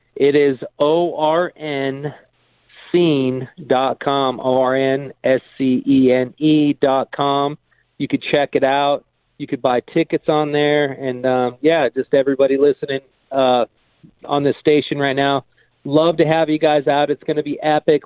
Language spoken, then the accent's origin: English; Escondido, California, United States; also born or lived in Temecula; I grew up in Escondido. I live in Temecula now